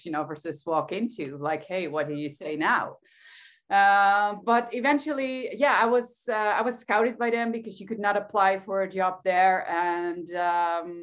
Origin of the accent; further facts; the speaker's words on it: Netherlands; I'm from the Netherlands